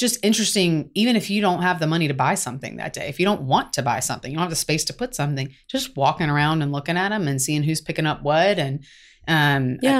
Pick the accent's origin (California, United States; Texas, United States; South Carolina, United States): South Carolina, United States; now in Atlanta, United States; I'm from South Carolina